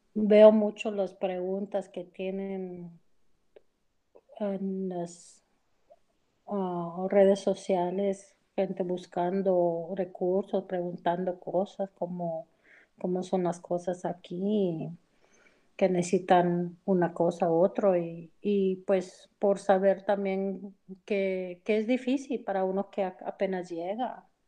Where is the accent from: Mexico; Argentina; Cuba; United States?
United States; soy americana